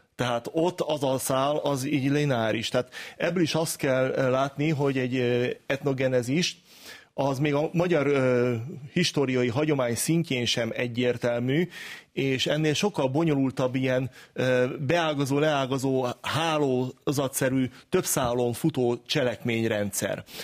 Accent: Hungary; mi magyarok vagyunk

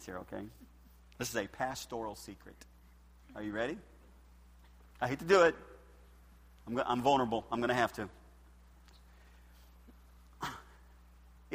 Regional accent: United States; I'm American

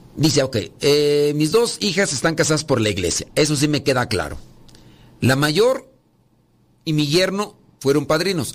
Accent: Mexico; yo soy de México, la cultura maya aquí de, México.

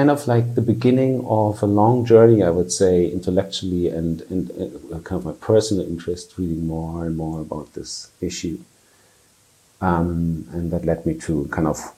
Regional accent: countryside in southern Germany, Germany; moved away as an adult; now in Barcelona, Spain; I am German. I didn't grow up in a very fragile context. It's quite the opposite, I would say, in a countryside in Germany, southern Germany

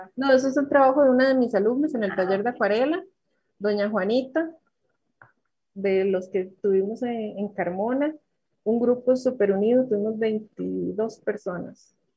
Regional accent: Sarchí, Alajuela, Costa Rica; also born or lived in Grecia, Costa Rica / Nandayure, Costa Rica; soy de Sarchi, eh, nací, nací en Grecia, mis padres son griegos, pero mis raíces son sarchiseños

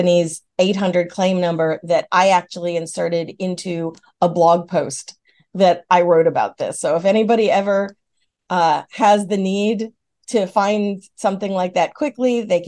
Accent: New York, United States; now in the South, United States; I'm from New York State

